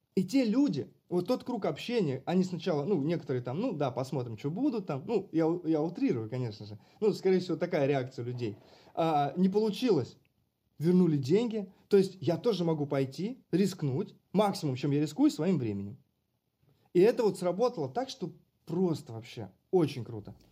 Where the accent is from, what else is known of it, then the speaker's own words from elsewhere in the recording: Karachev, Bryansk Oblast, Russia; now in Moscow, Russia; Я сам далеко не из Москвы я из Брянской области. И когда у меня спрашивают, ты откуда, я говорю, я из Брянска, потому что никто не знает, что такое Карачев.